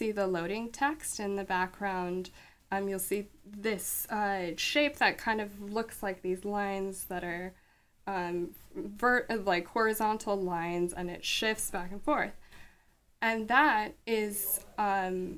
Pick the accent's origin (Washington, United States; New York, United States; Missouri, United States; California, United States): Washington, United States; I grew up in Washington State